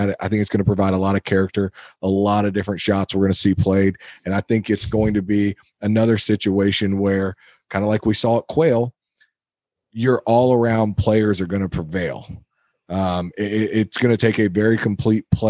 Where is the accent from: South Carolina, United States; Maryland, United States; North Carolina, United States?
South Carolina, United States; Charleston; I'm from Charleston